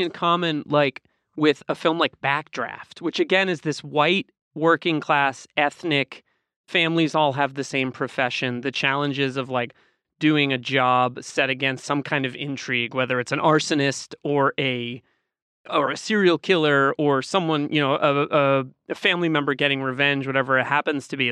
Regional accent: Boston, Massachusetts, United States; I grew up in Boston.

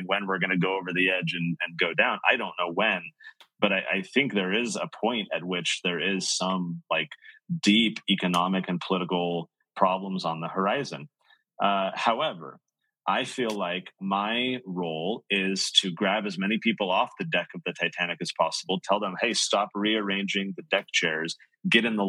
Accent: San Diego, California, United States; I grew up in San Diego

